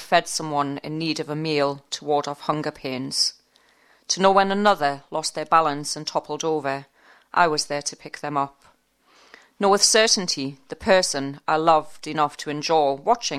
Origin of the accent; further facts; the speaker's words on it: Newcastle upon Tyne, North East England, United Kingdom; accent: Geordie; I'm a Geordie from Newcastle upon Tyne. No piece of software understands the northeast accent.